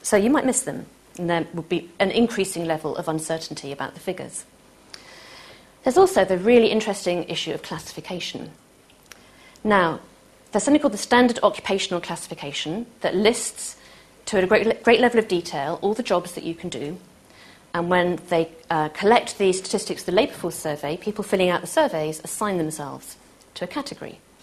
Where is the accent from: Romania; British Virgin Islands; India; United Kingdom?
United Kingdom; Manchester, North West England; I'm from Manchester